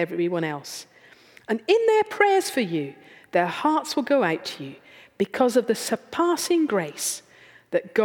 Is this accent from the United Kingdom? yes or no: yes; United Kingdom; we're British